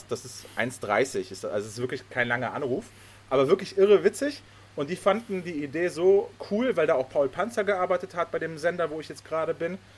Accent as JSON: {"language": "German", "country": "Germany", "tie": "born or raised there", "also_born_or_lived": "Poland", "said": "Ich komme ja gebürtig aus Polen, bin dann nach Deutschland gezogen mit meinen Eltern, als ich sechs war."}